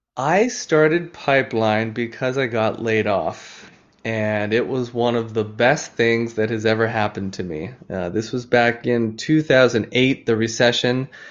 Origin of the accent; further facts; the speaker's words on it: Oahu, Hawaii, United States; I grew up in Hawaii on, uh, the island of Oahu